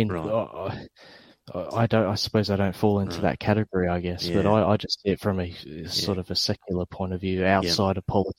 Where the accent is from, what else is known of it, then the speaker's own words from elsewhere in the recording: England, United Kingdom; now in Australia; Okay, so I come from England.